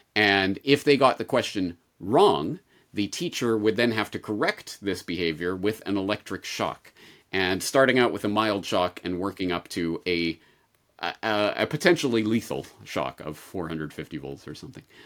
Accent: Canada; growing up in Canada with the Canadian health system

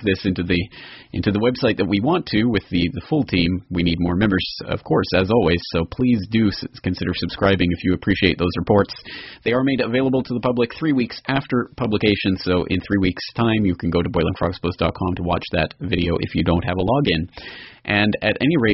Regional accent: Canada; myself being Canadian

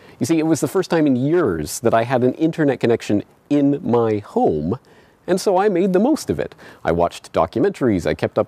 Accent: Canada; now in Japan; You see, I am Canadian, I was born and raised in Canada, but I don't live in Canada. I live here, in Japan.

